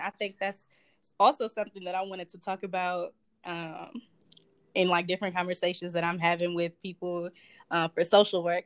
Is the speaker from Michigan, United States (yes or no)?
yes; Southfield, Michigan, United States; I'm from Southfield, Michigan, and I go to the University of Michigan.